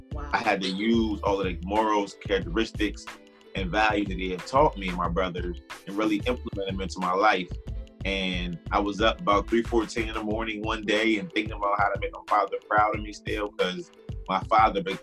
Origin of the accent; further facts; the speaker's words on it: Harrisburg, Pennsylvania, United States; I'm from Harrisburg, PA